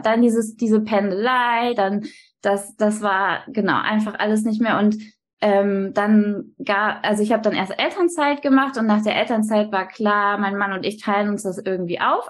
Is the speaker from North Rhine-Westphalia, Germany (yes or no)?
no; Stade district, Lower Saxony, Germany; now in Hamburg, Germany; ich komme aus dem Landkreis Stade